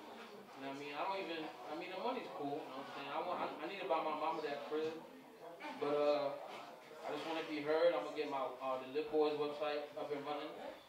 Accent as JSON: {"language": "English", "town": "Spring Valley", "region": "New York", "country": "United States", "tie": "born or raised there", "said": "I was born at 9. Hospital here. Fast. For sure. I'm from Spring Valley."}